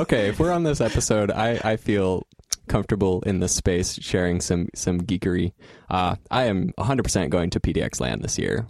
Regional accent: Salem, Eastern Oregon, United States; I moved from Eastern Oregon to Salem uh, when I was about 10

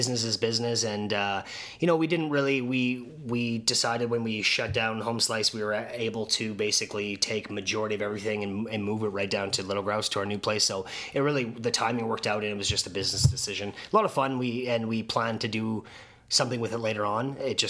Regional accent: Saskatoon, Saskatchewan, Canada; I've always been very, very proud to be from Saskatoon

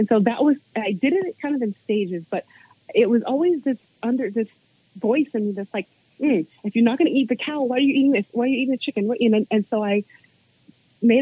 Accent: Virginia, United States; I grew up in Virginia around nature

